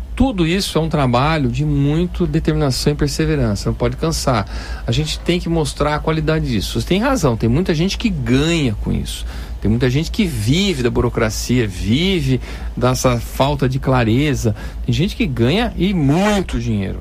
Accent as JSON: {"language": "Portuguese", "country": "Brazil"}